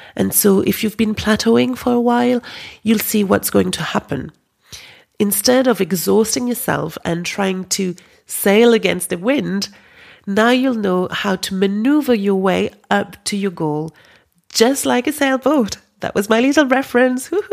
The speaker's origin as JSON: {"language": "English", "country": "France", "accent": "French", "second_language": "English", "moved": "yes", "said": "My French accent"}